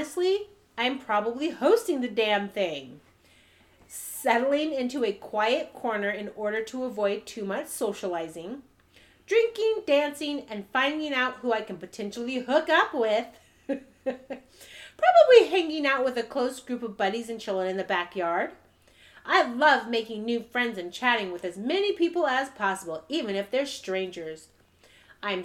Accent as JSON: {"language": "English", "region": "California", "country": "United States", "said": "being a Californian girl"}